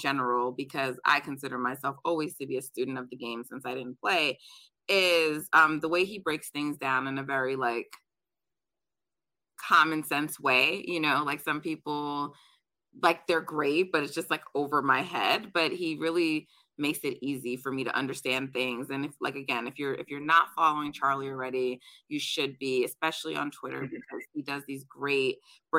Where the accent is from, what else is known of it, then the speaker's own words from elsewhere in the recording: Jamaica; I'm Jamaican, so we're track people in my family.